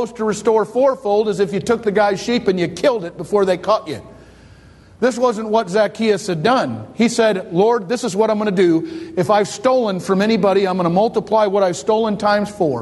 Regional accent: Detroit, Michigan, United States; I grew up in Detroit

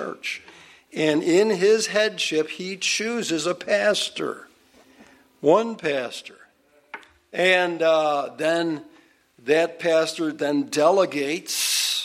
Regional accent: United States; being an American

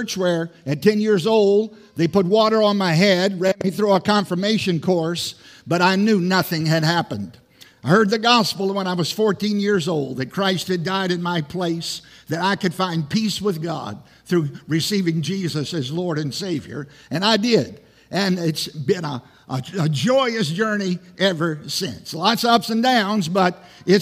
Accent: Southside, Virginia, United States; I grew up in Southside, Virginia

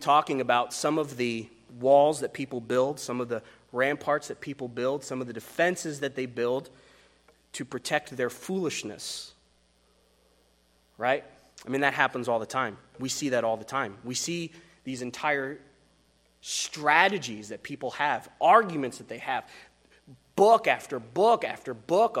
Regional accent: Wyoming, United States; I come from Wyoming

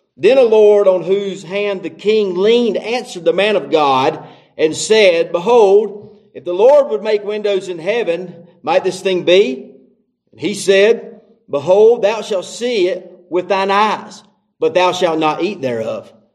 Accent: North Carolina, United States; I grew up in North Carolina and I didn't grow up in church.

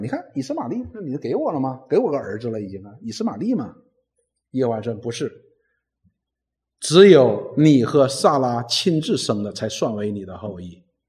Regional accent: China; 我们中国人讲入土为安嘛

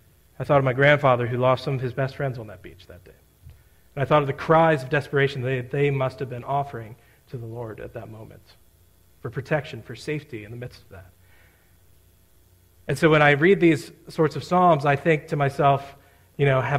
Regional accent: South Central Pennsylvania, United States; I'm growing up in South Central Pennsylvania

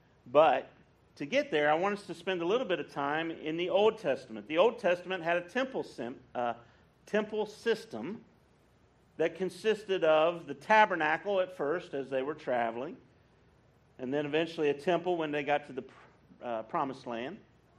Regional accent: West Virginia, United States; moved away; I grew up in West Virginia, and when I was a boy, before I got saved, I grew up in a Presbyterian church.

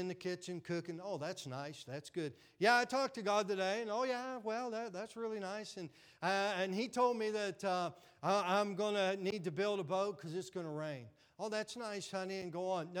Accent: Pennsylvania and Western Virginia, United States; accent: Western Pennsylvania; moved away as an adult; also born or lived in Florida; I grew up in Pennsylvania and Western VA

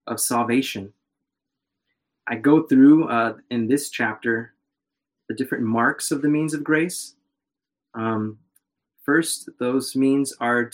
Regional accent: Chicago, Illinois, United States; moved away as an adult; now in Fort Worth, United States; I was born and raised in Chicago

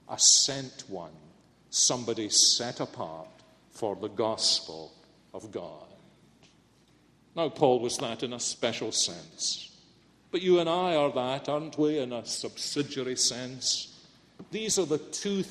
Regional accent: Scotland, United Kingdom; moved away as an adult; also born or lived in Philadelphia, United States; I'm Scottish

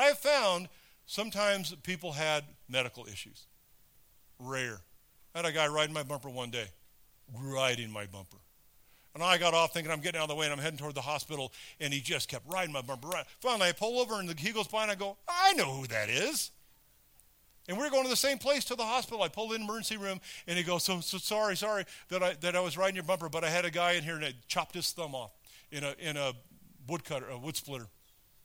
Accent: California, United States; moved away; I grew up in California

